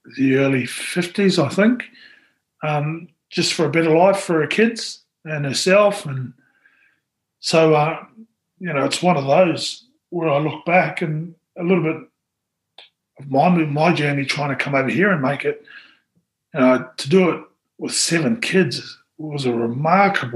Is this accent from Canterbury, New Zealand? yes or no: no; Auckland, New Zealand; moved away as an adult; also born or lived in Australia; now in Wakefield, United Kingdom; had a family, and yeah, we grew up in Auckland.